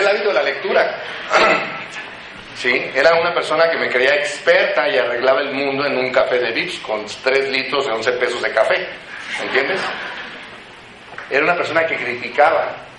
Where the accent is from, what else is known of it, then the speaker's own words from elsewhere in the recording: Morelia, Michoacán, Mexico; moved away as an adult; now in Mexico City, Mexico; Yo soy de originario de la ciudad de Morelia